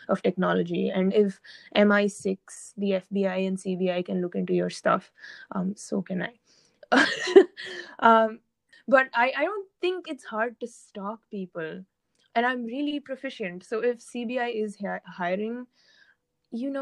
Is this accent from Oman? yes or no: yes; Oman; also born or lived in India; Oman, where I have lived my entire life